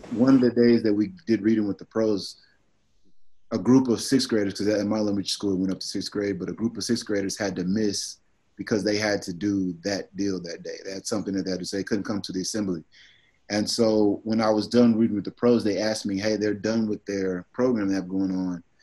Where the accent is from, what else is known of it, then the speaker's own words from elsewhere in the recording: Dallas, Texas, United States; I'm from Dallas